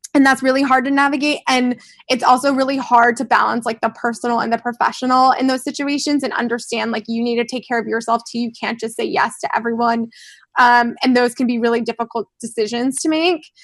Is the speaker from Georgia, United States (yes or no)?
no; Florida, United States; I'm from Florida